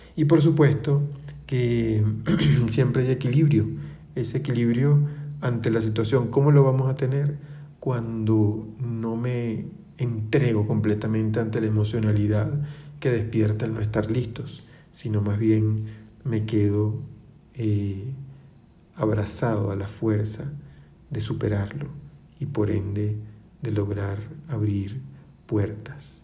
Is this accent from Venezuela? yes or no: yes; Venezuela; soy venezolano